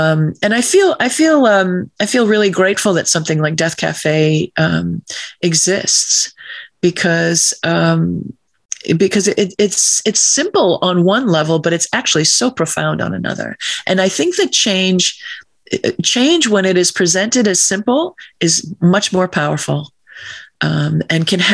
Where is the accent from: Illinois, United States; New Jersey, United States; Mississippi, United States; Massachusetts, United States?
Massachusetts, United States; when I was a teenager in my hometown, the high school kids were given a box of paints and some Christmas cards, and we went out to paint the merchant's windows in my small town in Massachusetts